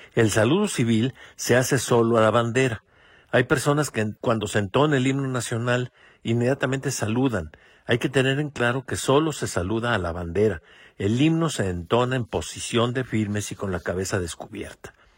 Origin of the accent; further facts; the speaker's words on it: Mexico; a todos nos incumbe como mexicanos